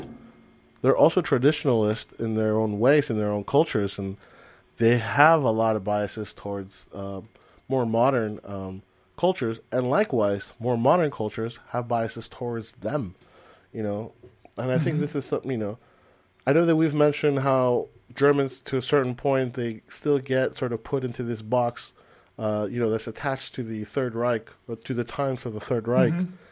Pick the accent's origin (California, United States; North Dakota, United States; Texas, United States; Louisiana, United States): California, United States; now in Europe; Like, I consider myself an American, even though I come from, you know, Hispanic descent, you know. I like to say that I'm a Californian because living in California molded my identity.